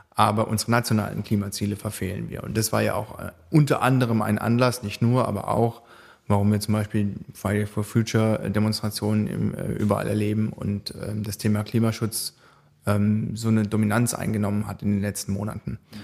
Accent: Baden-Baden, Baden-Württemberg, Germany; ich wohne auch, äh, noch in Baden-Baden, das ist in dem Wahlkreis drin, das ist meine Heimatstadt

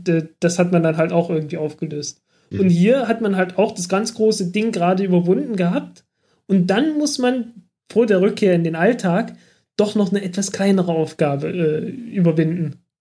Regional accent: Germany; ich komme aus dem Dreiländereck zwischen Sachsen, Thüringen und Sachsen-Anhalt

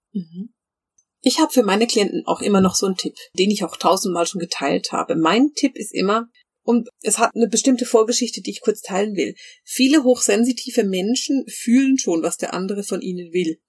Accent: Bern, Switzerland; ich bin ja in Bern groß geworden

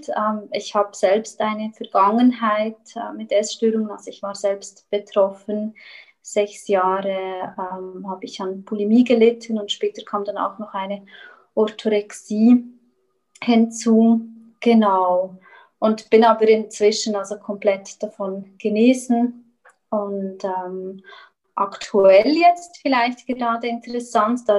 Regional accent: Switzerland; moved away as an adult; now in Chile; und wie man hört, ich komme ursprünglich aus der Schweiz, bin aber eben letztes Jahr im Oktober, Ende Oktober, bin ich nach Chile ausgewandert

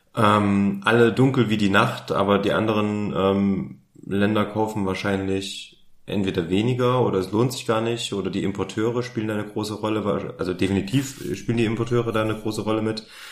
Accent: Germany; bei uns in Deutschland

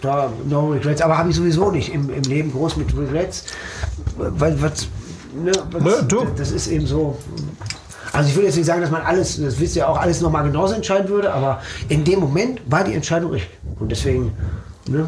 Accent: Herne, North Rhine-Westphalia, Germany; also born or lived in Dortmund; ich bin in Wander Eickel und Herne aufgewachsen, zur Schule gegangen

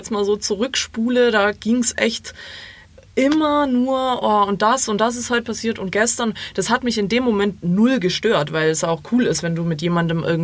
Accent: Croatia; ich bin Kroatin, äh, ich äh, weiß nicht, wie man Deutsch ich, ich, spricht.

